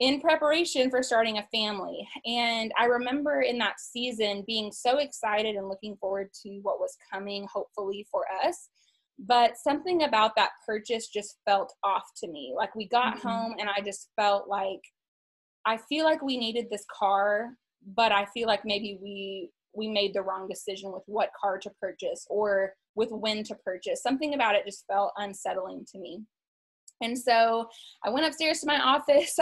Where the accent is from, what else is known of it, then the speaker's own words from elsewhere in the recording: East Texas, United States; I was born and raised in East Texas